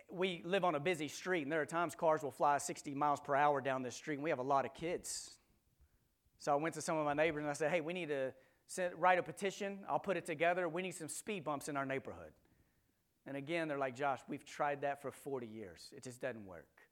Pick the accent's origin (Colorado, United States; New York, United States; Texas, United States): Texas, United States; now in Memphis, United States; we grew up in Texas, we now live in Memphis.